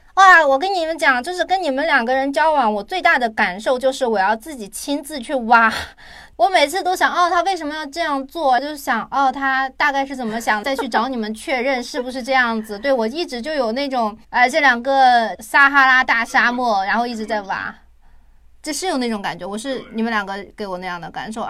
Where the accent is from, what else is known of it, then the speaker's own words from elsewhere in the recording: China; moved away as an adult; also born or lived in South Korea; 对于我们中国人来讲